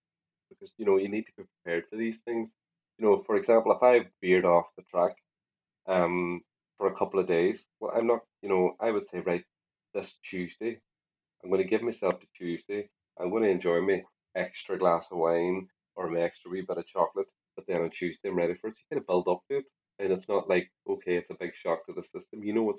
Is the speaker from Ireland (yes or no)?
yes; Ireland; as an Irish person, we love spuds.